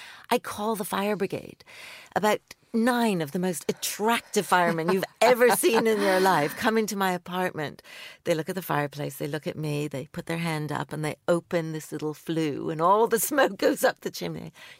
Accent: England, United Kingdom; also born or lived in Canada; Actually, Sophie, most of my childhood was in England. But when I did go back to Canada

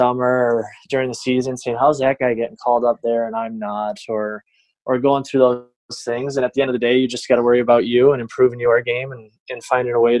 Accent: Detroit, Michigan, United States; born or raised there

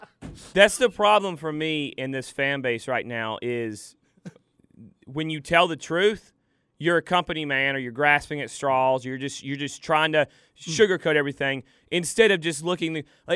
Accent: Maryland, United States; So I don't want to hear any northerner come down here in my home state and tell me how we don't handle the cold.

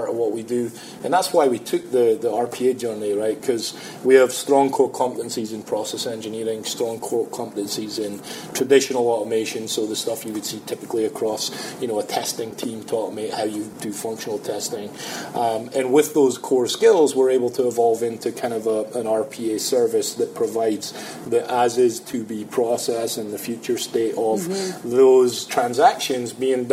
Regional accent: Scotland, United Kingdom; moved away; I'm Scottish.

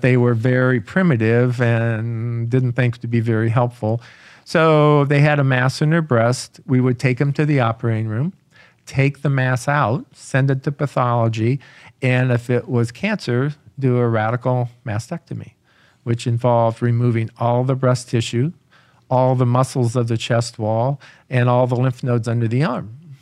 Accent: Aurora, Illinois, United States; I grew up in Aurora, Illinois

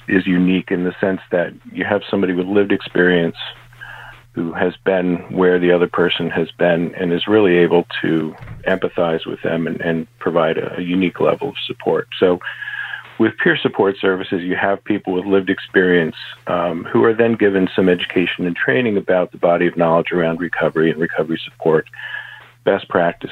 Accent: Chester County, Pennsylvania, United States; I'm from Chester County, Pennsylvania

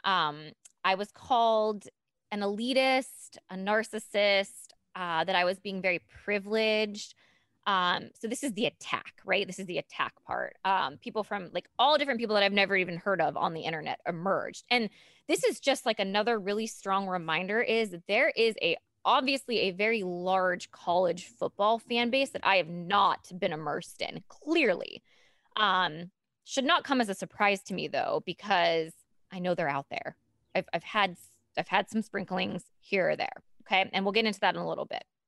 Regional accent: Appalachia, United States; I'm from the Appalachia. I got a scholarship for living in the area

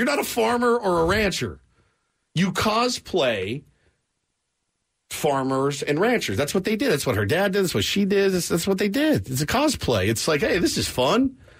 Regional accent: Texas, United States; I'm from Texas.

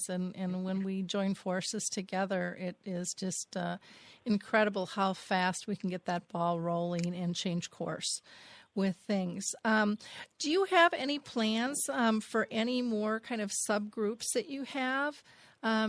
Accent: Minnesota, United States; I'm from Minnesota

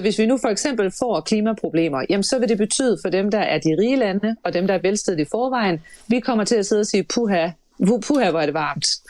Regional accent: Denmark; vi kunne jo som danskere

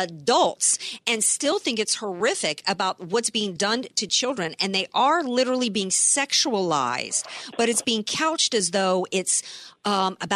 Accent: Deep South, United States; now in San Diego, United States; I grew up in the Deep South

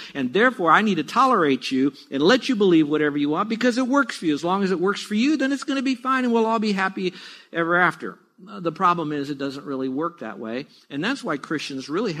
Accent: United States; I grew up in America, not the Bible Belt or the Buckle and all of that, but around America

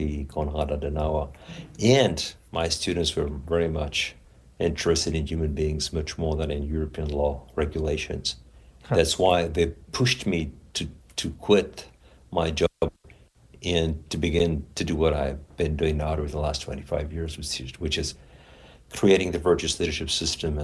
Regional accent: Paris, Île-de-France, France; moved away as an adult; also born or lived in Los Angeles; I was born in Paris some 62 years ago

